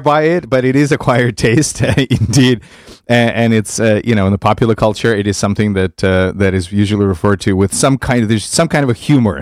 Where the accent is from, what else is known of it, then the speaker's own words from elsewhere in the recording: Vitebsk, Vitebsk Region, Belarus; moved away; I grew up in Vitebsk, in Belarus.